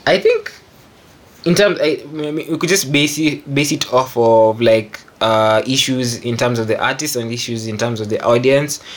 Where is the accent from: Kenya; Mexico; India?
Kenya; I'm a Kenyan music producer. Uh, I'm based in Nairobi.